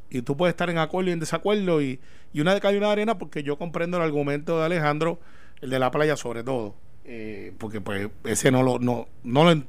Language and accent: Spanish; Puerto Rico